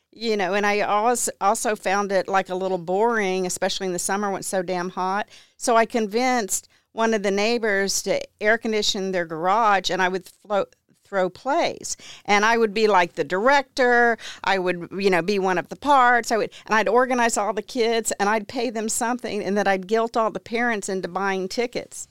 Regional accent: Houston, Texas, United States; also born or lived in Ventura, California / Santa Barbara, California; I grew up mainly in Houston

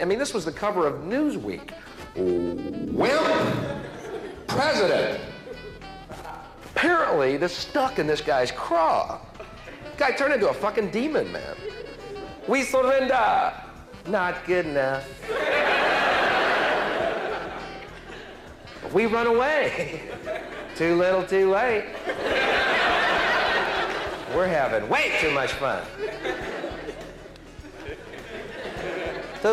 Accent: United States; I'm from the States

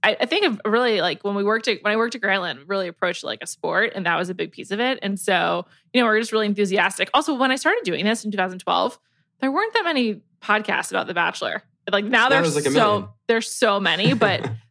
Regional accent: New York City, New York, United States; I grew up in New York City

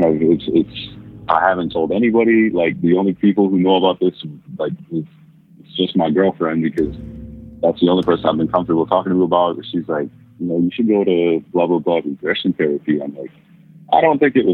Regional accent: Minnesota, United States; I'm from Minnesota.

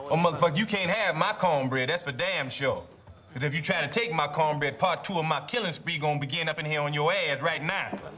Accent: New York City, New York, United States; Because I'm from New York City, goddammit.

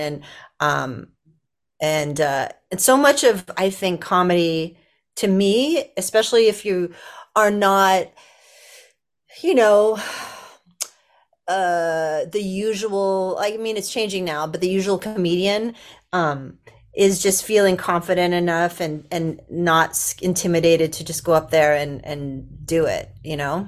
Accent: Los Angeles, California, United States; I grew up in Los Angeles, actually.

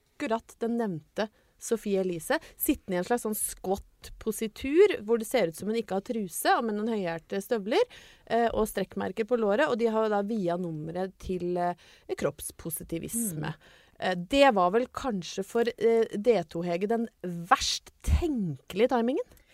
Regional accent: Ringsaker, Innlandet, Norway; hjemstedet mitt? Mm. Kanskje å være født og oppvokst

